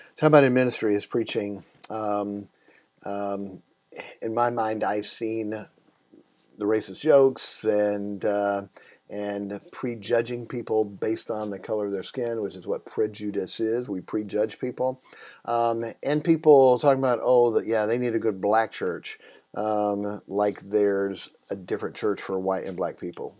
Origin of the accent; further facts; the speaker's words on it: Iowa, United States; also born or lived in Tennessee; When I was a kid, we moved to Iowa and uh, grew up there